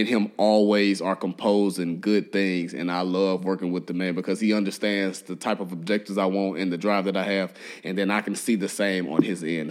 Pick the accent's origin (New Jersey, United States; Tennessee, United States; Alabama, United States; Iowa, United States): Tennessee, United States; Memphis; now in Nashville, United States; I grew up in Memphis